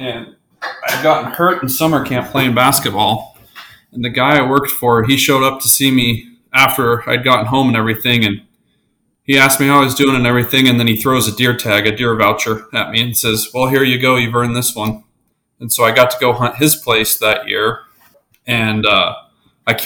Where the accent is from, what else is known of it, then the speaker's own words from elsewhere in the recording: Colorado, United States; moved away; I'm originally from Colorado. So, a lot of really good predator hunting there. So that's kind of what I grew up doing.